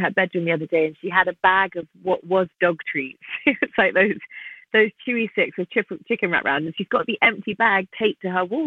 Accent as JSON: {"language": "English", "region": "London", "country": "United Kingdom", "tie": "born or raised there", "also_born_or_lived": "New York City, United States", "said": "I was born in New York and raised in London from the age of 18 months."}